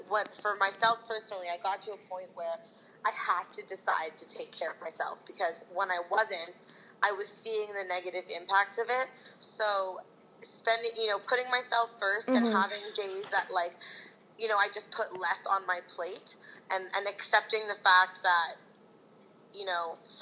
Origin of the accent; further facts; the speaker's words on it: Toronto, Ontario, Canada; I'm from Toronto, and I started a company called Self Love Supply